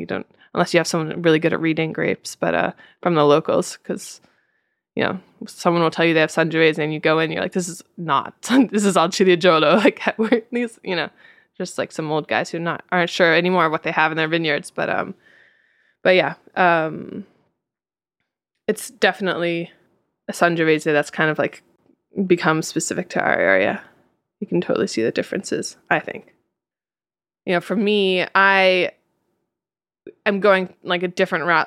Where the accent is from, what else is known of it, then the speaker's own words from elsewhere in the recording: United States; now in Italy; I am an American in Italy